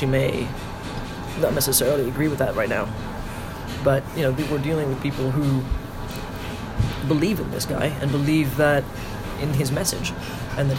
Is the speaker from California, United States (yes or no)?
no; Chicago, Illinois, United States; also born or lived in Manila, Philippines; I was born in Manila and I grew up in Chicago